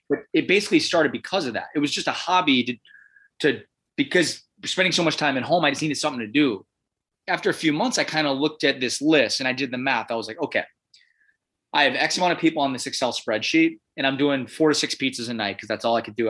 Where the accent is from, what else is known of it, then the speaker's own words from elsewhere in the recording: Illinois, United States; also born or lived in Chicago / Milwaukee, Wisconsin / Minneapolis, Minnesota; now in Portland, United States; I'm from Illinois